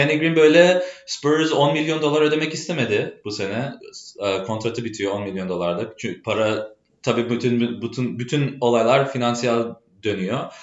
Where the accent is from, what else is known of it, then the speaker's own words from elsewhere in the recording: Chicago, Illinois, United States; Turkish is a second language; moved away as an adult; now in Boston, United States; Ben asıl doğma büyüme Chicago'luyum. O yüzden Türkçemde bazı kelimeler farklı gelebilir.